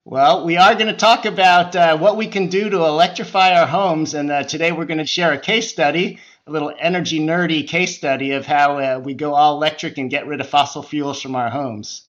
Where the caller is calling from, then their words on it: San Francisco Bay Area, California, United States; I'm calling in from the West Coast, the San Francisco Bay Area